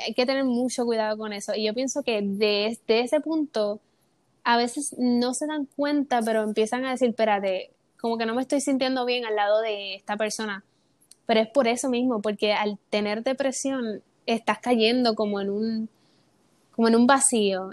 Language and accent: Spanish; Puerto Rico; soy de Puerto Rico, tengo 22 años